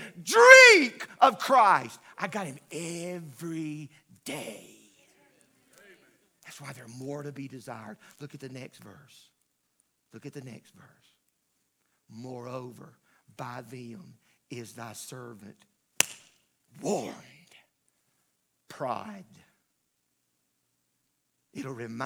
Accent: the South, United States; I grew up in the South, and I grew up in the country

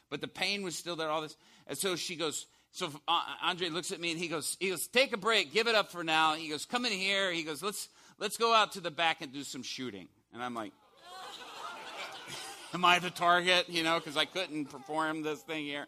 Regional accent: Chicago, Illinois, United States; I'm from Chicago

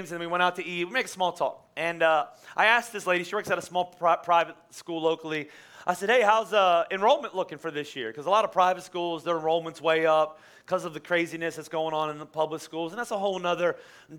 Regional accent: Boyertown, Pennsylvania, United States; I was from Boyertown.

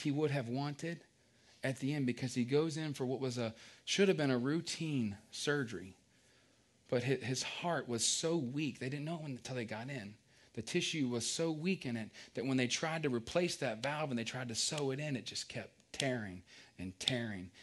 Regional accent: Culpeper, Virginia, United States; I grew up in Culpeper, Virginia.

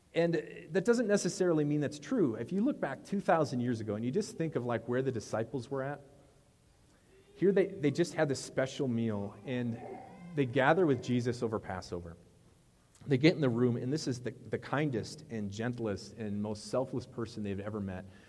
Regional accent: Wisconsin, United States; I'm from Wisconsin.

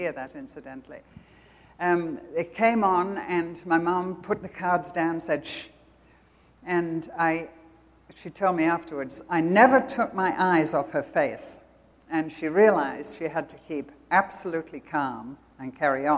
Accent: United Kingdom; accent: British; moved away as an adult; now in United States; I still sound British

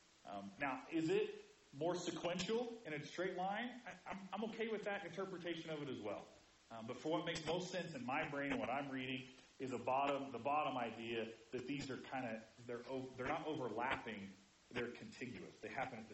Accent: Indiana, United States; moved away; I grew up in Indiana where we yelled all the time.

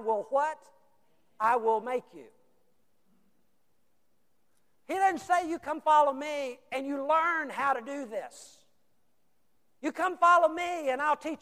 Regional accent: United States; we have decided as American Christians

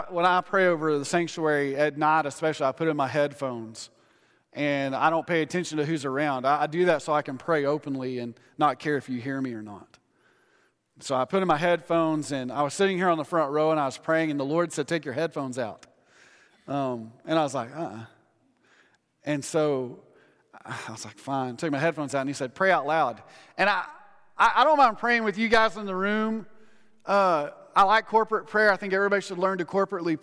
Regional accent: Odessa, Texas, United States; I grew up in Odessa. Everything's flat

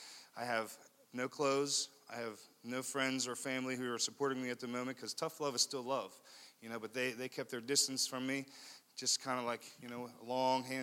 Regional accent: Leechburg, Pennsylvania, United States; I come from a town about an hour and a half north of here in Armstrong County called Leechburg, a really small town. I had 44 kids in my graduating class.

